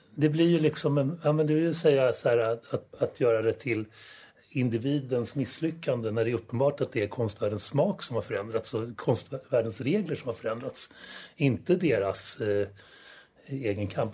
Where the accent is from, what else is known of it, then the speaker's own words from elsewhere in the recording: Stockholm, Stockholm County, Sweden; also born or lived in Solna; vi flyttade också från Solna till Östermalm när jag började skolan